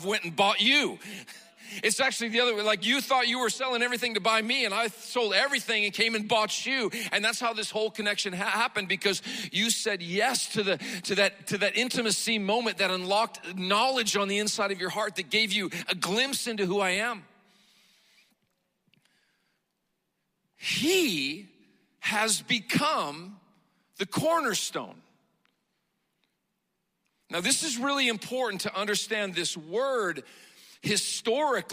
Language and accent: English; Montana, United States; I grew up in Montana